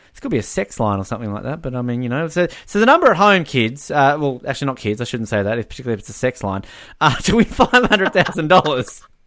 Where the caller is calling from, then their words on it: New Zealand; I'm calling this from New Zealand